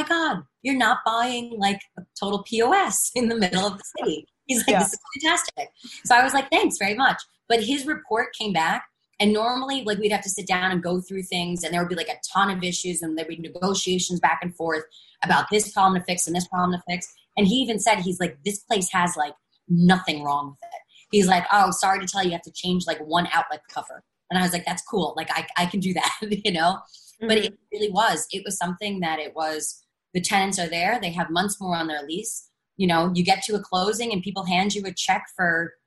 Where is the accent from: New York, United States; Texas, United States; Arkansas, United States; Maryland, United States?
New York, United States; I'm a New Yorker